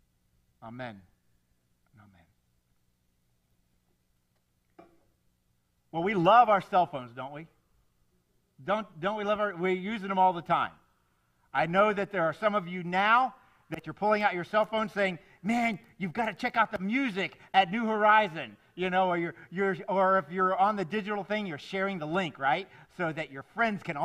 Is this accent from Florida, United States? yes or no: yes; South Florida, United States; I grew up here in South Florida